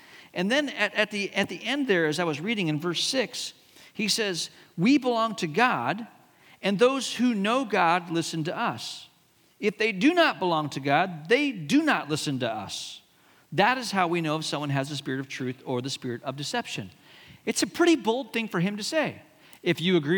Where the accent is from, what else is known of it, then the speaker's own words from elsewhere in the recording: Hong Kong; When I was a kid growing up in Hong Kong